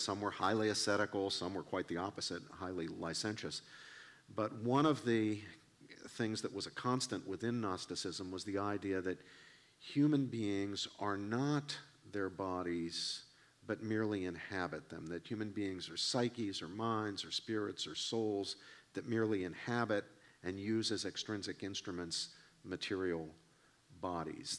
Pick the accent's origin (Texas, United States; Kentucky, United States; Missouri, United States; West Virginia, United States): West Virginia, United States; I grew up in Appalachia, I grew up in West Virginia